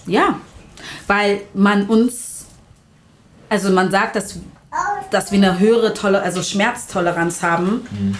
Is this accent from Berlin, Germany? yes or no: yes; Berlin, Germany; wir sind Berliner